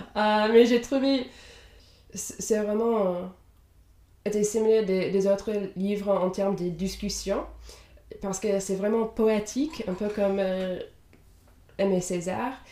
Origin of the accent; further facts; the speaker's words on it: Indiana, United States; first language English; French is a second language; moved away as an adult; now in Europe; Je viens de Indiana aux États-Unis, mais j'habite en Europe depuis la fin de mes études